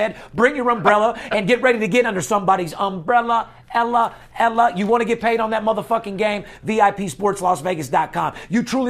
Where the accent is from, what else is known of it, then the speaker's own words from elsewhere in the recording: North Las Vegas, Nevada, United States; I'm born and raised in North Las Vegas.